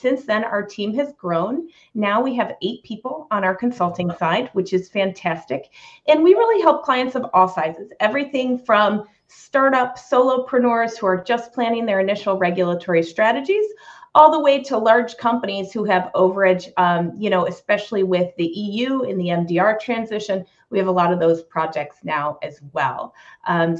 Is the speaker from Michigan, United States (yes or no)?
yes; Michigan, United States; moved away as an adult; now in Cincinnati, United States; not native to Cincinnati, but native Midwesterner. I was born in Michigan, and I came to Cincinnati to go to UC, College of Engineering